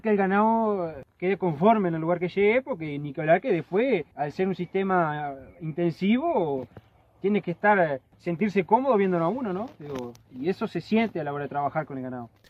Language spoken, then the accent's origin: Spanish; San José, Uruguay; soy de acá de San José, natal